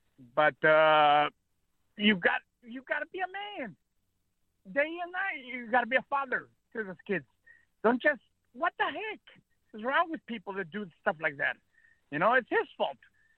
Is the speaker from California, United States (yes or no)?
yes; California, United States; also born or lived in Mexico; I was born in Mexico. I was raised here in California, thank goodness.